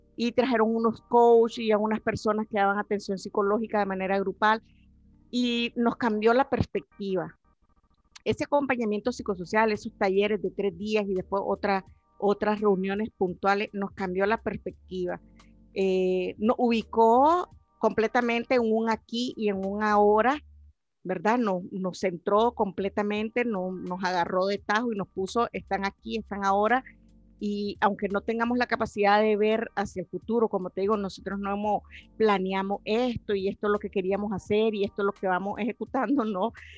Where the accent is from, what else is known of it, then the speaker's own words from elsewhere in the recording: Carazo, Nicaragua; moved away as an adult; now in Costa Rica; soy nicaragüense